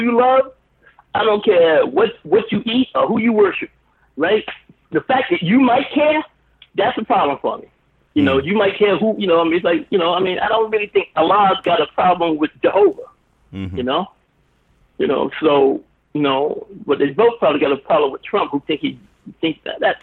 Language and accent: English; New York, United States; now in Los Angeles, United States; I'm a New Yorker